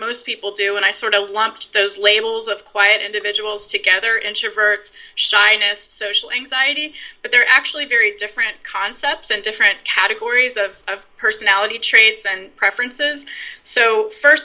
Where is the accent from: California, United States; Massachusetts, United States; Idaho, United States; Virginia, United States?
Virginia, United States; now in Brooklyn, New York, United States; I grew up in Virginia